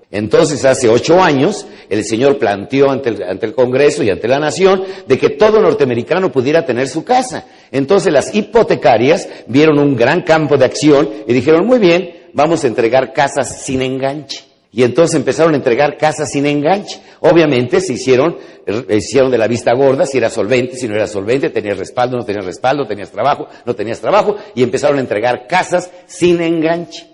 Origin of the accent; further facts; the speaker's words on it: Mexico; los mexicanos con una sola palabra entendemos